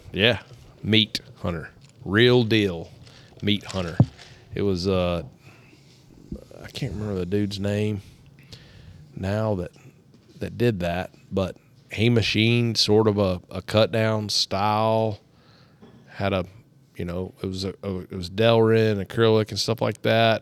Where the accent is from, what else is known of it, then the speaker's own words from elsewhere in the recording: Tennessee, United States; I was from Tennessee